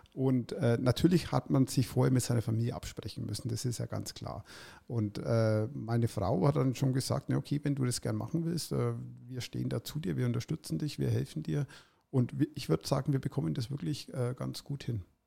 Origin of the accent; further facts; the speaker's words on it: Erlangen, Bavaria, Germany; also born or lived in Nuremberg / Eichstätt / Munich; ich bin ja tatsächlich einer der letzten jungen Menschen, die damals noch in der Gemeinde Hüttendorf geboren sind